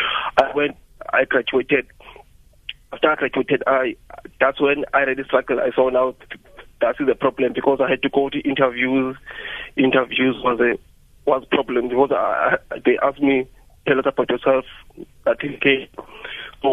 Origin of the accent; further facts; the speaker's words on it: Cape Town, Western Cape, South Africa; I'm from Tolo in Eastern Cape, but I grew up in Cape Town, like in places like Lan, Lisha, Philippi.